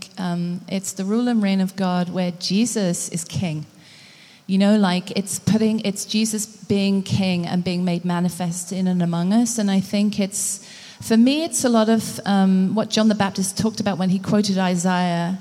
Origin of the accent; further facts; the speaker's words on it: Liverpool, North West England, United Kingdom; moved away as an adult; also born or lived in Hong Kong / India / Macau; now in Vancouver, Canada; I hail from Liverpool, England